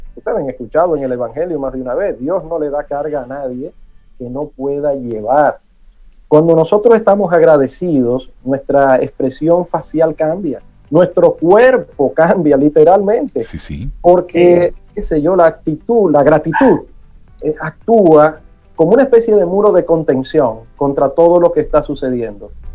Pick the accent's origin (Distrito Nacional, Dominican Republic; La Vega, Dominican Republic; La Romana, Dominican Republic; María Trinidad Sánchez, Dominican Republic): Distrito Nacional, Dominican Republic; Santo Domingo; el barrio donde me crié en Villa Consuelo